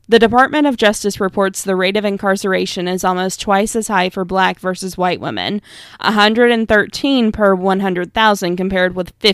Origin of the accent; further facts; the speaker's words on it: Virginia, United States; I ask you to remember the story from my home state of Virginia, Kemba Smith.